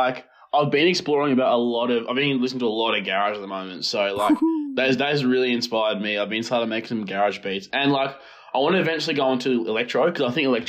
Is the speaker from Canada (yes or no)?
no; Launceston, Tasmania, Australia; moved away as an adult; also born or lived in Egypt; now in Melbourne, Australia; So I moved to Australia in 2003 with my family, and then we moved to Launceston and stayed there and grew up there.